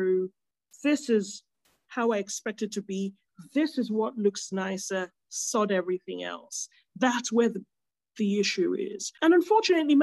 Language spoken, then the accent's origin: English; Nigeria; a Nigerian food writer who has grown up with Nigerian food presented a certain way